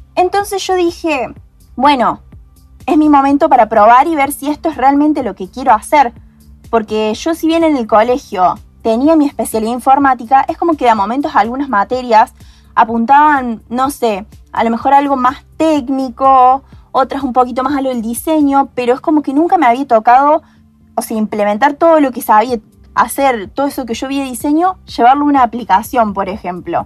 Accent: Hernando, Córdoba, Argentina; moved away as an adult; now in Córdoba, Argentina; soy de Hernando, una pequeña ciudad eh, en el interior de Córdoba, pero ahora eh, por la universidad me vine a Córdoba Capital.

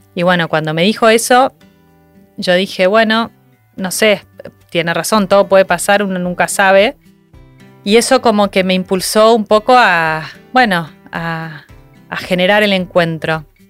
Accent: Argentina; moved away as an adult; yo me fui a vivir afuera de Argentina con mi marido

